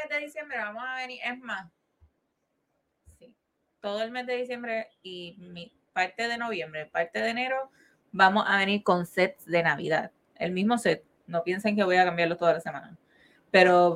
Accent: Carolina, Puerto Rico; nosotros somos de Carolina

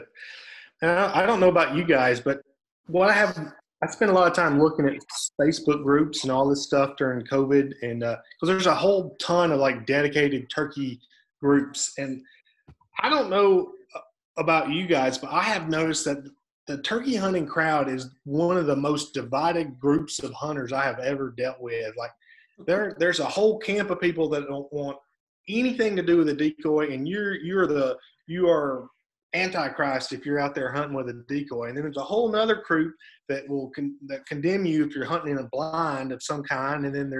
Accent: the South, United States; And what we found is because we're from the South, people are still hunting deer all the way up to the end of January down here.

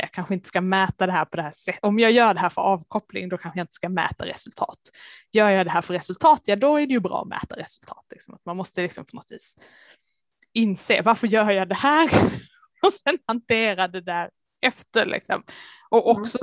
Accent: Lund area, Skåne, Sweden; accent: Scanian (implied by dialect reference to Lund); moved away; alla som hör min dialekt kanske kan gissa att eh, Lund är ett ställe dit jag behöver åka med jämna mellanrum

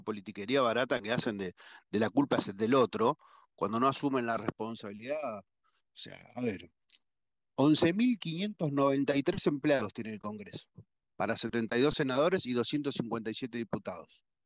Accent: Argentina; Somos todos argentinos

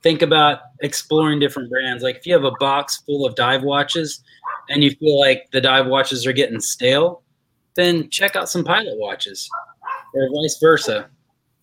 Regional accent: West Virginia, United States; I'm from West Virginia

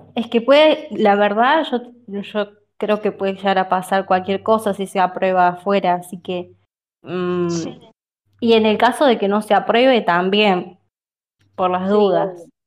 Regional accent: Córdoba, Argentina; yo soy de Córdoba

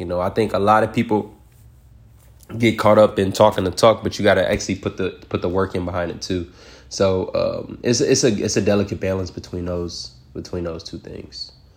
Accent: Detroit, Michigan, United States; I'm from Detroit

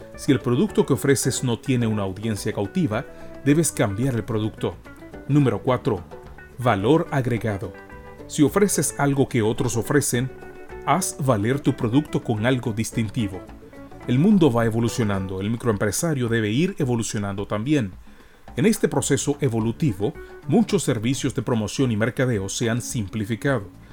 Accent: Panama; en nuestra cultura como panameños

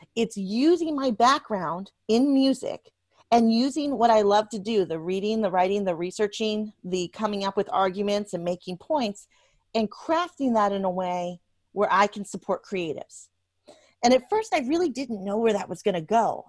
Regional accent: Washington, District of Columbia, United States; also born or lived in Louisiana; now in Nashville, United States; when I was a little girl, I was growing up in Washington, D C

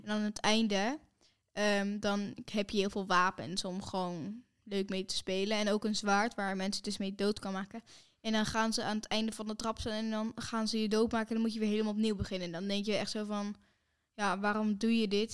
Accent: Netherlands; wij zijn natuurlijk van Nederland

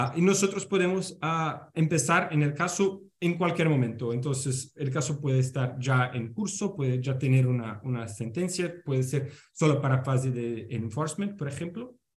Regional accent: Brazil; Spanish is a second language; mi español está lejos de ser bueno, yo soy eh, brasileño

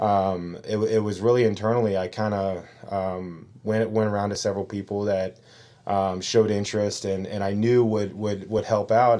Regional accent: Cincinnati, Ohio, United States; moved away as an adult; now in Yucaipa, United States; Originally born and raised in Cincinnati, Ohio

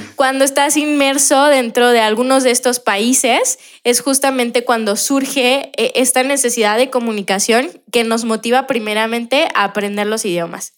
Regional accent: Mexico; nosotros los mexicanos

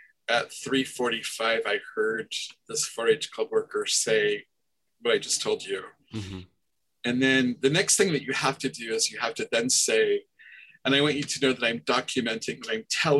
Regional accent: Nebraska, United States; I'm from Nebraska

